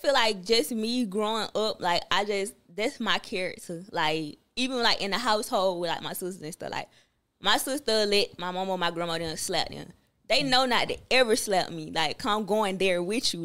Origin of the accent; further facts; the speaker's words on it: Atlanta, Georgia, United States; all the people from the city of Atlanta, we take that serious just because we was born and raised there.